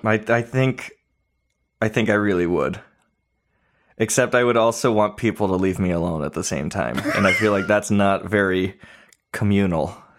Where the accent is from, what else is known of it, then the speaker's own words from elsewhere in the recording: California, United States; now in Nashville, United States; I'm from California